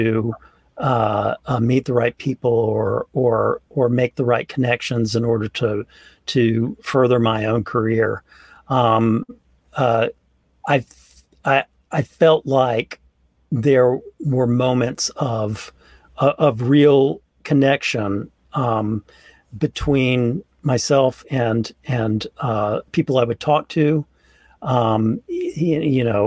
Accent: Mobile, Alabama, United States; also born or lived in Birmingham, Alabama; I grew up in Alabama. I grew up in Mobile

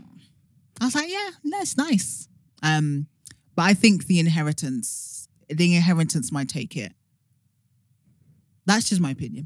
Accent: London, United Kingdom; being first generation British Nigerian

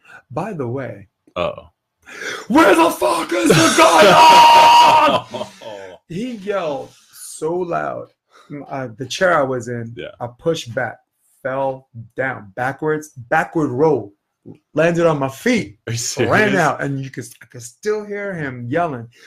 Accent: New York, United States; I'm from New York.

